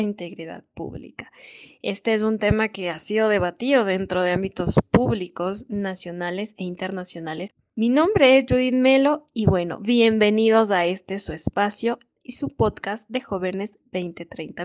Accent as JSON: {"language": "Spanish", "country": "Ecuador", "said": "Como ecuatorianos y sobre todo como jóvenes"}